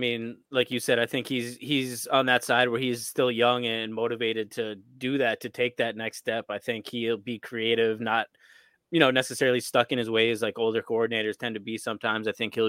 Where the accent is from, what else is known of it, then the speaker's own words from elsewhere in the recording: Scranton, Pennsylvania, United States; I'm from Scranton, Pennsylvania, right up the street.